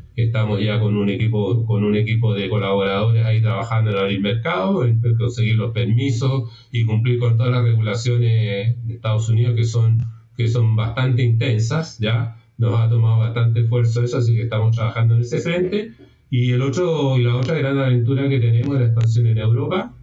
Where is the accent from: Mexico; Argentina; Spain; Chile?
Chile; primero soy chileno, vivo en Chile